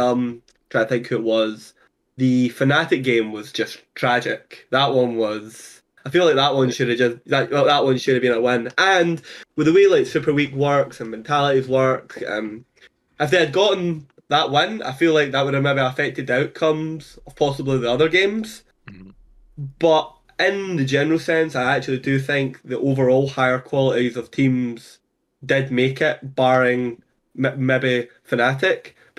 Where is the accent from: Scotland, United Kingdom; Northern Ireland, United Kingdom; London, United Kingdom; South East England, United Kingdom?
Scotland, United Kingdom; I'm from Scotland